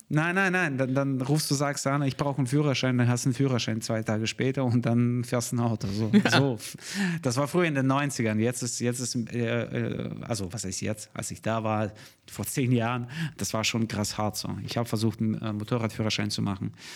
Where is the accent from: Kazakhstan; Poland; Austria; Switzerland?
Kazakhstan; Almaty; now in Germany; Ich bin aus der Stadt äh, in äh, Almata. Ich wurde in Almata geboren, die Hauptstadt von Kasachstan.